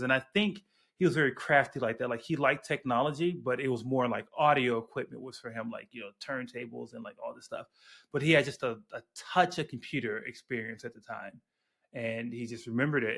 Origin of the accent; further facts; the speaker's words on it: Chicago, Illinois, United States; I grew up on the South Side